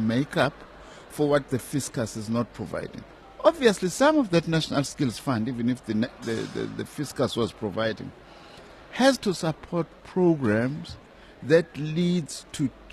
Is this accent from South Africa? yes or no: yes; South Africa; In my hometown, in Tambuza, for instance, I've just built a rendezvous